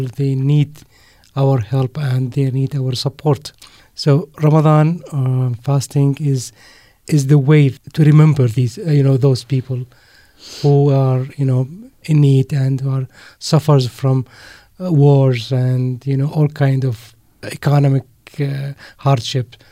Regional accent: Mafraq, Mafraq Governorate, Jordan; moved away as an adult; now in Amman, Jordan; My family is from a city called Mafraq

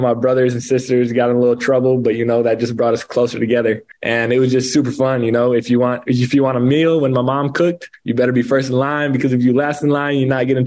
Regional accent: Savannah, New York, United States; moved away as an adult; also born or lived in Seneca Falls, New York; now in Provo, United States; I grew up in Savannah, New York. That's my hometown.

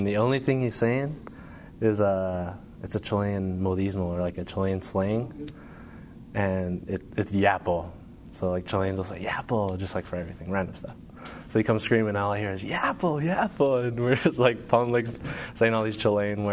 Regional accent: Hawaii, United States; I was born in Hawaii

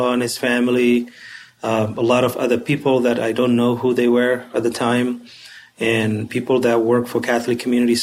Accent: Somalia; moved away as an adult; now in Utah, United States; Originally, I'm from Somalia

